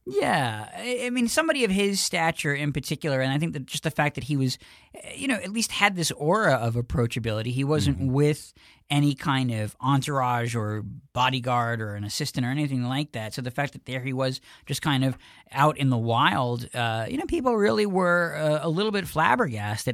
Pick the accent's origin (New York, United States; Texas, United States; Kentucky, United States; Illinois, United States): New York, United States; I was from New York